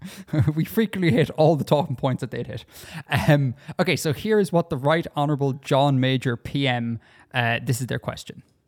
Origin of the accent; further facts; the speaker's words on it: Ireland; Because I come from Ireland and we speak the correct English here.